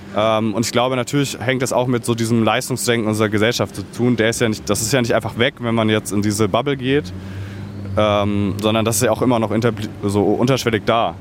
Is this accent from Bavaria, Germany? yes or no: yes; Bavaria, Germany; now in Berlin, Germany; ich bin auch in Bayern aufgewachsen